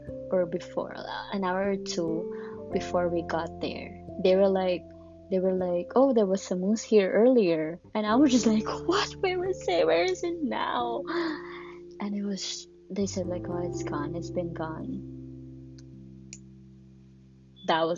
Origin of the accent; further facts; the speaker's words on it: Miami, Florida, United States; I grew up here in Miami, where not a lot of people are very friendly